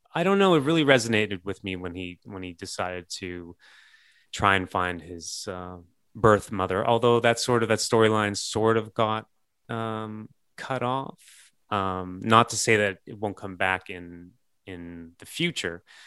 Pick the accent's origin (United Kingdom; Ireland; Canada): Canada; growing up in Canada